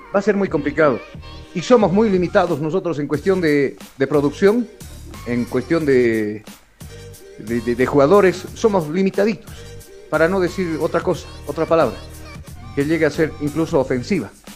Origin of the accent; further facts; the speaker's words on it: Bolivia; como buen boliviano